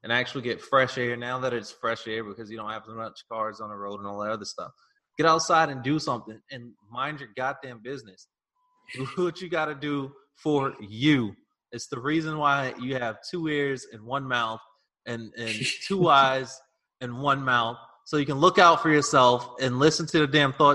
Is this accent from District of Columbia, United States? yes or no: no; New York City, New York, United States; I grew up in Fort Greene Projects.